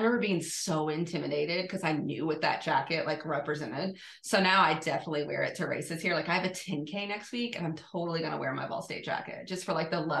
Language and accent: English; Knoxville, Tennessee, United States; moved away; I'm from East Tennessee and I got started running there